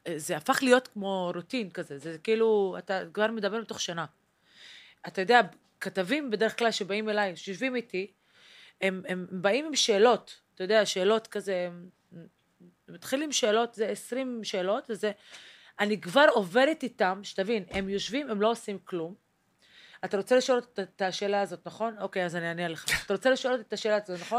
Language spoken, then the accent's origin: Hebrew; Haifa, Haifa District, Israel; moved away; also born or lived in central Israel; גדלתי בחיפה, וגדלתי כילדה כי ערבייה מוסלמית